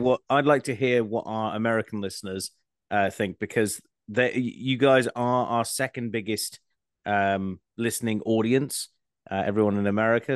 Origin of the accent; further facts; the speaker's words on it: Scotland, United Kingdom; I'm Scottish